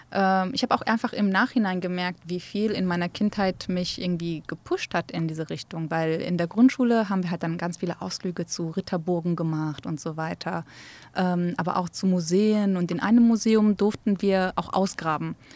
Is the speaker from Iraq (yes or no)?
yes; Erbil, Kurdistan Region, Iraq; born there; first language Kurdish; German is a second language; meine erste Sprache und meine Muttersprache ist ja Kurdisch. Aber ich bin auch die einzige von fünf Kindern, die in Erbil geboren wurde. Meine anderen Geschwister sind in Bagdad geboren.